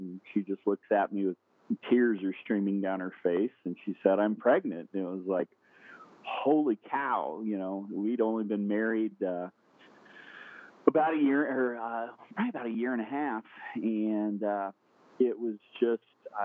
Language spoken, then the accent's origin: English; Indianapolis, Indiana, United States; I'm from Indianapolis, Indiana. I am born and raised in a small town on the north side